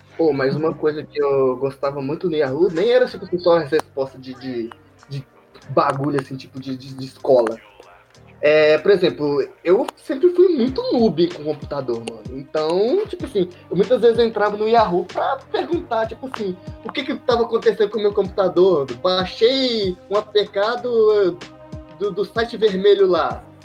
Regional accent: Minas Gerais, Brazil; a gente é de Minas, né? Então a gente é mineiro

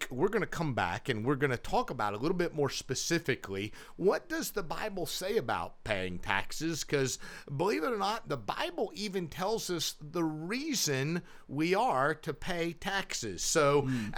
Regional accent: United States; living in this great country that we live in is that we have the opportunities as an American citizen

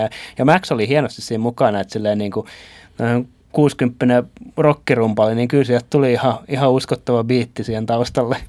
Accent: Turku, Southwest Finland, Finland; omassa kotikaupungissani

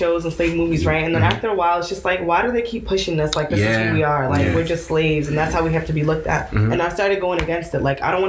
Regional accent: New Jersey, United States; I'm from New Jersey, but I'm Nigerian.

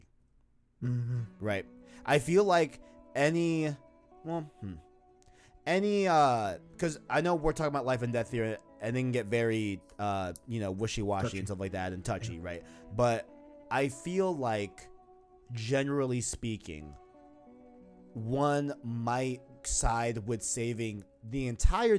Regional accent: New York City, New York, United States; I was born in Queens, New York

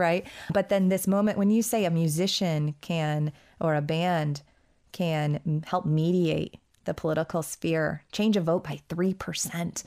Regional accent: United States; as an American

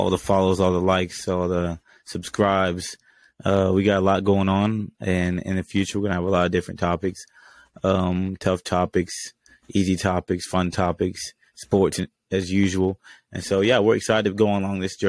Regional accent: Georgia, United States; I grew up in Georgia

